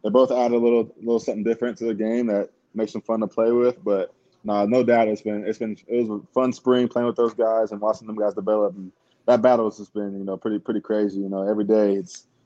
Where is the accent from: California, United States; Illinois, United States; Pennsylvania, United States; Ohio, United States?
Ohio, United States; moved away; I'm from Ohio